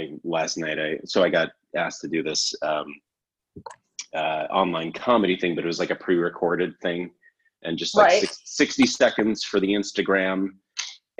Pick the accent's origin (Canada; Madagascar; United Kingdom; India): Canada; I'm from Canada